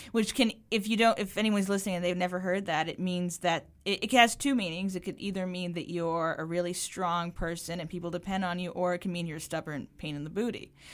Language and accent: English; Belmont, Massachusetts, United States; also born or lived in Cambridge, Massachusetts; I lived in Cambridge for the first, like, three years of my life, and then I moved to Belmont